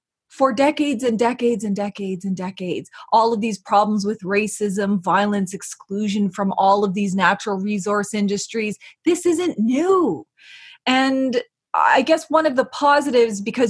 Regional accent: Eel River Bar First Nation, New Brunswick, Canada; I'm from Ogbagandjig at Eel River Bar First Nation

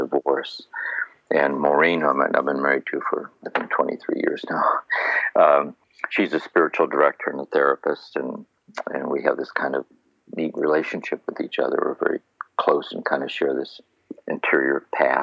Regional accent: Akron, Ohio, United States; moved away; also born or lived in Kentucky; I was born and raised in Akron, Ohio

